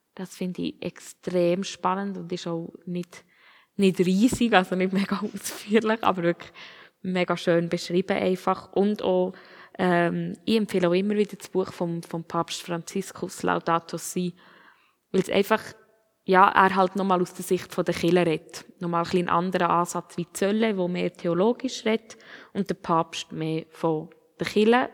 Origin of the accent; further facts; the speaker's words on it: Switzerland; als Schweizer